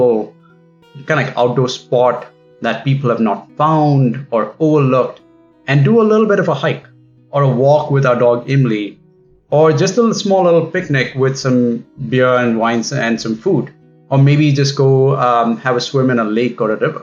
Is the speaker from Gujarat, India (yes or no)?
no; Bangalore, Karnataka, India; moved away as an adult; now in Seattle, United States; I am from Bangalore, but now I live in Seattle with my wife, Chaitanya, and dog, Imli